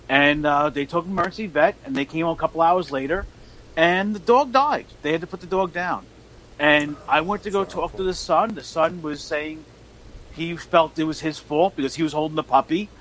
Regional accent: New York City, New York, United States; I grew up in the 80s, and I grew up in Queens, New York

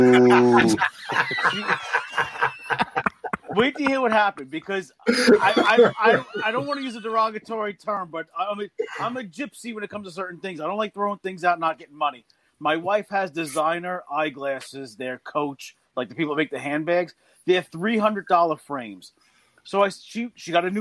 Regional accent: New York City, New York, United States; growing up in New York City

